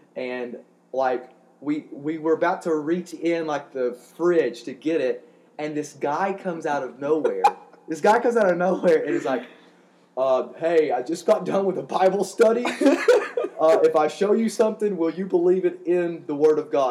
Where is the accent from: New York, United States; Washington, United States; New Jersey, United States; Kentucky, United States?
Kentucky, United States; Eastern; I'm a hillbilly from Eastern Kentucky